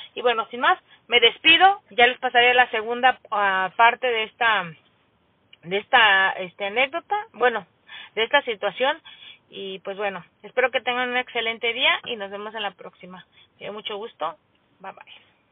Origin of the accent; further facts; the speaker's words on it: Mexico; como mexicana que soy